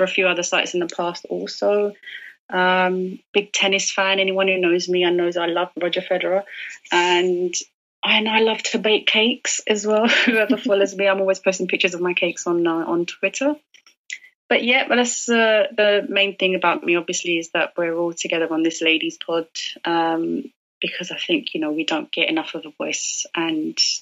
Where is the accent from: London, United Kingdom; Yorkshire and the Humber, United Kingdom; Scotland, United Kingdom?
London, United Kingdom; I'm from London, born and bred here.